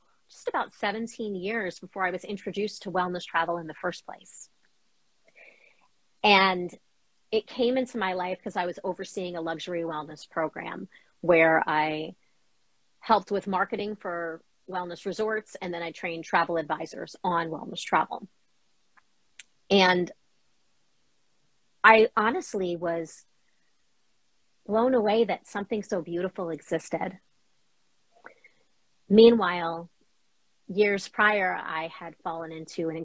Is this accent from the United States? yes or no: yes; New York, United States; now in Boston, United States; So we grew up in New York, traveled all up and down the East Coast.